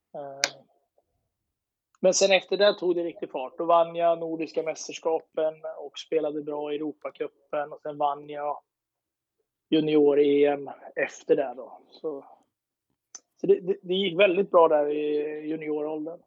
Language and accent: Swedish; Eskilstuna, Södermanland, Sweden; åkte hem och gick på högskolan hemma i Eskilstuna